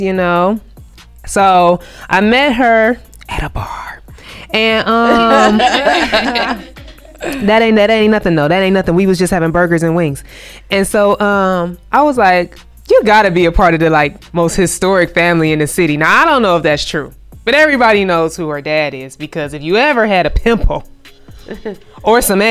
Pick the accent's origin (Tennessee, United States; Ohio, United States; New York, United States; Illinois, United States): Ohio, United States; Cleveland Heights; I'm from the Cleveland Heights